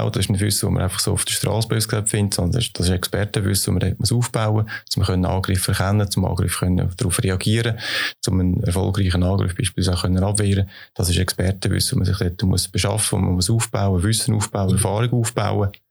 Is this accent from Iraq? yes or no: no; Switzerland; Ich bin ein optimistischer Mensch und ich äh, glaube daran, dass wir das als Schweizer werden schaffen